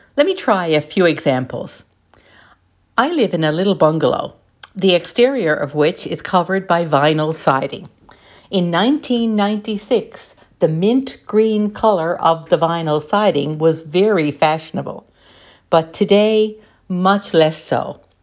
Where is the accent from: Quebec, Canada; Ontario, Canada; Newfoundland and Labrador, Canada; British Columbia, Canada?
Newfoundland and Labrador, Canada; St. John's; I come from Saint John's in Newfoundland and Labrador in Canada